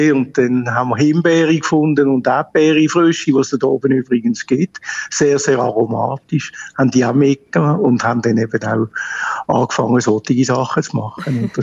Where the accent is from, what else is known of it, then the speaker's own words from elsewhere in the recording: Basel, Basel-Stadt, Switzerland; als, als Basler geht an der Fasnacht haben wir natürlich schon geschaut, dass wir mal den Morgenstreich mitkriegen